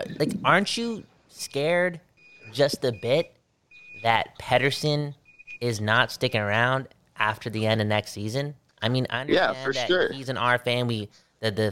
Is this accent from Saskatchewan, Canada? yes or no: no; Vancouver, British Columbia, Canada; we're from Vancouver